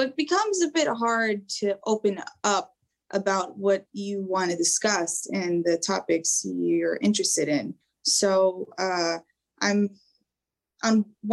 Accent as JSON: {"language": "English", "country": "United States", "tie": "born or raised there", "said": "I was raised in America. Obviously, I'm Albanian"}